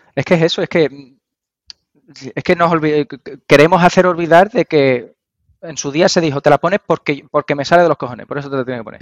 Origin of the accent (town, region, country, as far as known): Andalusia, Spain